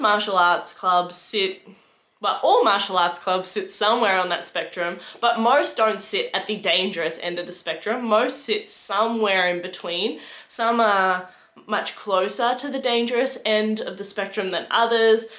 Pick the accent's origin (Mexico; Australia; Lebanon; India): Australia; Geelong, Victoria; moved away as an adult; now in Melbourne, Australia; I moved to Melbourne for that job. I'm originally from Geelong.